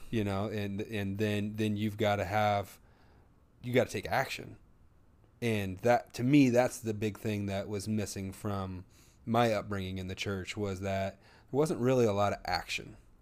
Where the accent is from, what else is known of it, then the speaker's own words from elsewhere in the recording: the Bible Belt, United States; we grew up in the Bible Belt